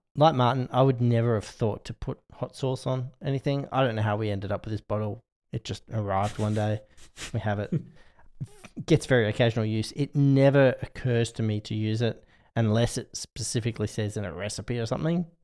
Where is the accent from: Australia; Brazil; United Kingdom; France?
Australia; as an Australian